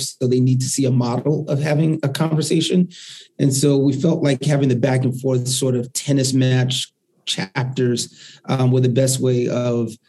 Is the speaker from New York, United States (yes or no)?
yes; New York City, New York, United States; I grew up in the Northeast Bronx